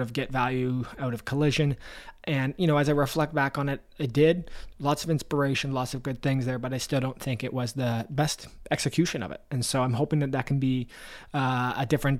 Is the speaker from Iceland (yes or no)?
no; Canada; I'm Canadian